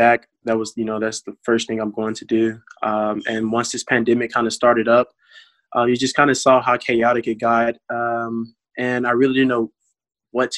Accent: Lanett, Alabama, United States; moved away; back in my hometown in Lynette, Alabama, Chambers County

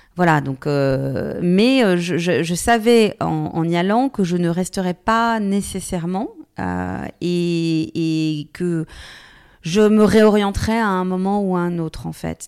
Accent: Bourgogne-Franche-Comté, France; moved away; also born or lived in Paris / Lyon / New York; je viens finalement d'un petit village, je viens de Franche-Comté, donc j'ai reconnu beaucoup de personnalités euh, que, que j'avais pu croiser euh, pendant mon enfance

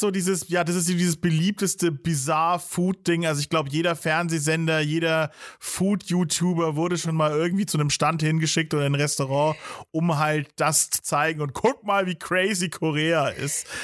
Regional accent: Bavaria, Germany; als Bayer

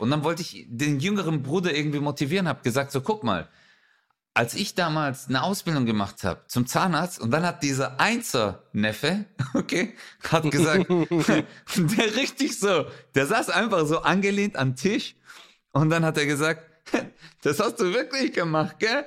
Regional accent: Stuttgart, Baden-Württemberg, Germany; ich bin ja hier bei uns in Stuttgarthausen

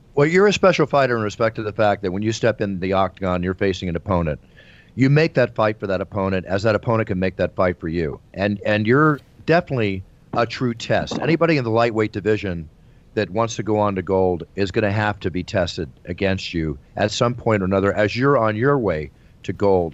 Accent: Philadelphia, Pennsylvania, United States; Philadelphia, my hometown

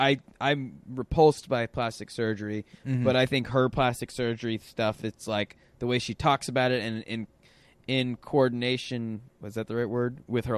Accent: Tulsa, Oklahoma, United States; And I'm from Tulsa.

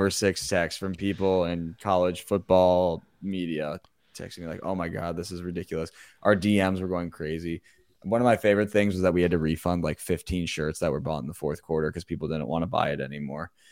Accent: Indianapolis, Indiana, United States; also born or lived in Bloomington, Indiana; I'm from the Indy area

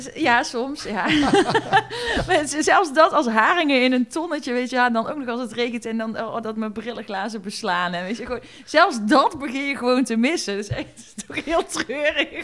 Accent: Eindhoven, North Brabant, Netherlands; ik kom natuurlijk uit Eindhoven

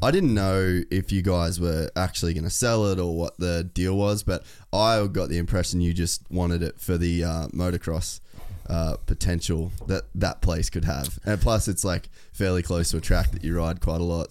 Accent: Cairns, Queensland, Australia; I grew up in Cairns, which is middle of fucking nowhere

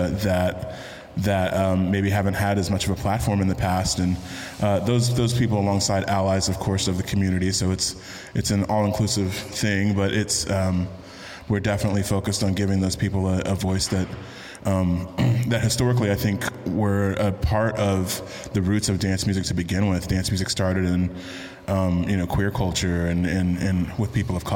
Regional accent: San Francisco, California, United States; also born or lived in Texas / Kentucky; I grew up in in San Francisco primarily. Uh, I'm a Bay Area kid. I've lived more over 20 years there, which is more than any other point anywhere else in my life. But my formative years were in Texas, high school and undergrad.

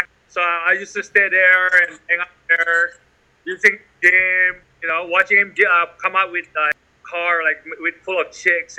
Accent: Bali, Indonesia; I grew up in Bali.

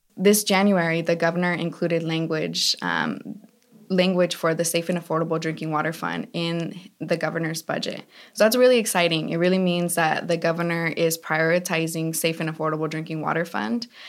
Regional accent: California, United States; I grew up in the valley.

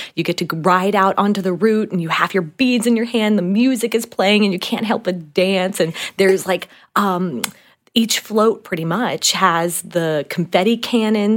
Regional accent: Slidell, Louisiana, United States; moved away; I'm from the New Orleans area, specifically Slidell, Louisiana

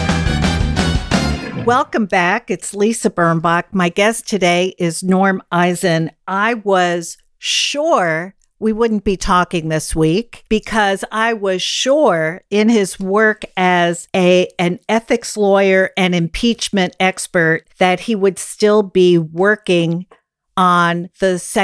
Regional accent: New York City, New York, United States; a lot of us who grew up here at that time do know one another

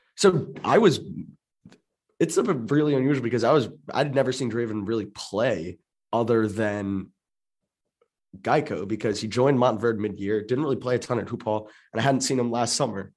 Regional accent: Maryland suburbs, United States; I grew up in the Maryland, in Maryland suburbs

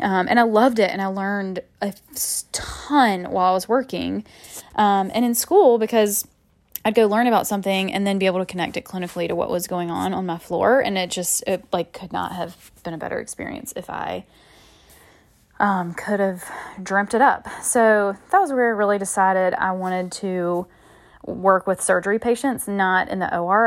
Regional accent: Macon, Georgia, United States; moved away as an adult; now in Charleston, United States; my hometown, Macon

